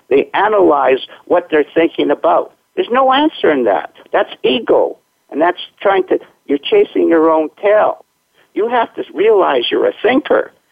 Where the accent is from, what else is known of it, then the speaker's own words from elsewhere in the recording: Winnipeg, Manitoba, Canada; now in Tsawwassen, Canada; I was born in Winnipeg, which is the middle of, okay. of Canada, which is kind of like your Minnesota. And then I, uh, when I came out to the West Coast, it was so beautiful that I couldn't go anywhere else to live